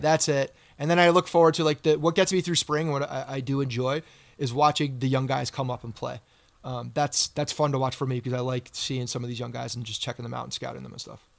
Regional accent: Bergen County, New Jersey, United States; moved away; also born or lived in Virginia; my growing up in Bergen County

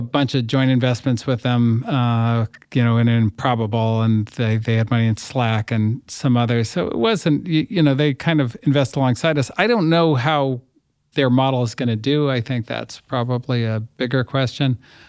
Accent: Berkeley, California, United States; I grew up in the People's Republic of Berkeley, and I went to school in New York at Columbia

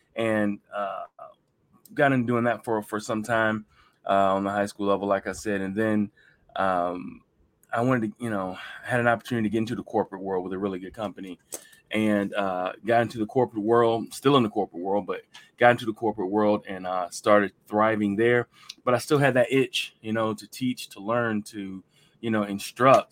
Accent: Hampton Roads, Virginia, United States; I'm one of the few people who are originally from Hampton Roads

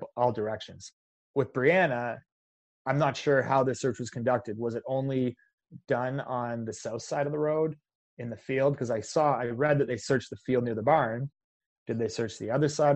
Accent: Canada; I'm Canadian

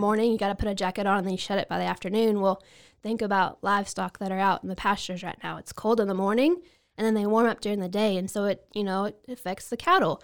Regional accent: Bell County, Texas, United States; also born or lived in Falls County, Texas; I grew up in Bell County, and then now I live right across the county line in Falls County

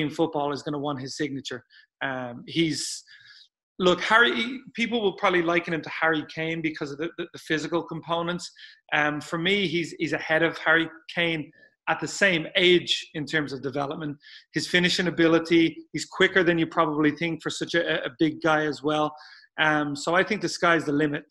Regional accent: Dublin, Leinster, Ireland; I grew up in Dublin

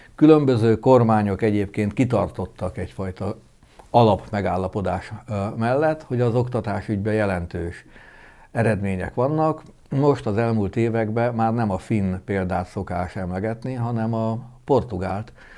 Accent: Sopron, Győr-Moson-Sopron, Hungary; Én egy soproni polgárcsaládból származom

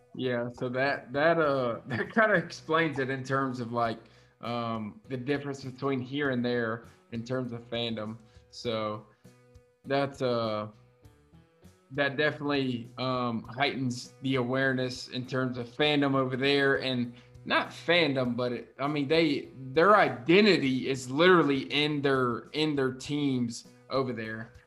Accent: South Carolina, United States; so I'm from South Carolina. I live here, born and raised

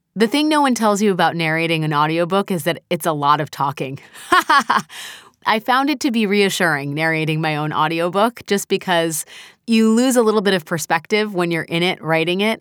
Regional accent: United States; I'm an American

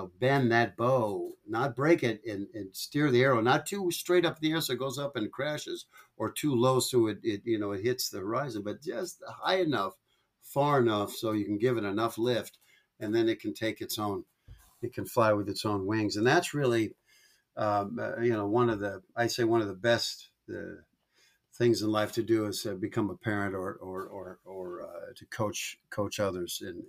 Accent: Washington, United States; I was raised up in Pacific Northwest, north of Seattle.

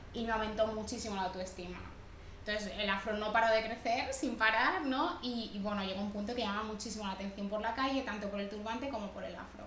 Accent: Barcelona, Catalonia, Spain; also born or lived in Dominican Republic / Badalona; yo crecí aquí en Barcelona

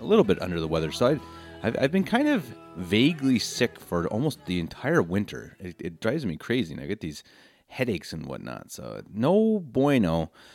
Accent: Denver, Colorado, United States; moved away as an adult; now in Munich, Germany; born and raised in Denver, Colorado, lifelong Broncos fan

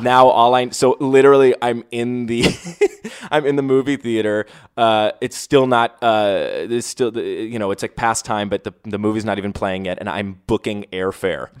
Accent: United States; I'm from New York

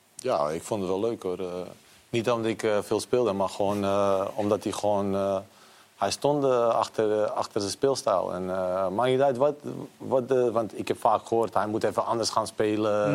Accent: Bosnia & Herzegovina; now in Netherlands; ik ben in Bosnië geboren.

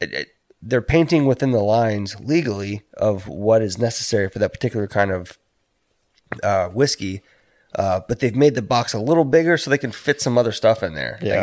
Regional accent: Texas, United States; born there; I was born in Texas. I don't necessarily call it home, but it's like I've got family that lives in Houston.

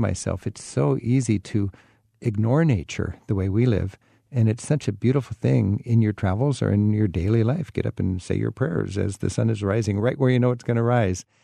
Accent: Washington, United States; my home state of Washington

